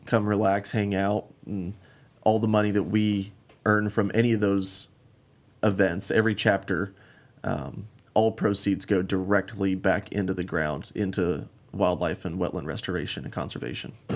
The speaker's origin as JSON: {"language": "English", "town": "Glenwood Springs", "region": "Colorado", "country": "United States", "tie": "born or raised there", "also_born_or_lived": "Arizona", "moved": "as an adult", "lives_now": "Phoenix, United States", "said": "I'm originally from Uh, Glenwood Springs, Colorado, kind of small mountain town up in the western part of the state. Um, grew up big game hunting"}